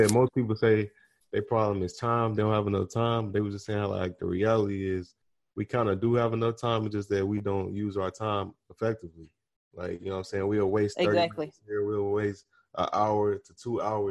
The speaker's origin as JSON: {"language": "English", "town": "Chicago", "region": "Illinois", "country": "United States", "moved": "as an adult", "said": "I'm from Chicago"}